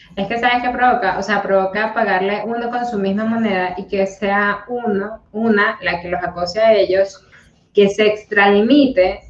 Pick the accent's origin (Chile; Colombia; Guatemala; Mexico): Colombia; moved away; las colombianas somos, las personas colombianas somos un poquito más risueñas